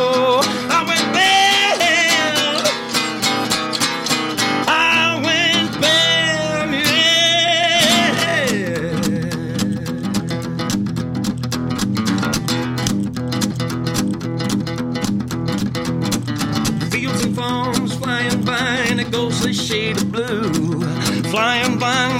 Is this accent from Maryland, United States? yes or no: yes; Baltimore, Maryland, United States; I'm from Baltimore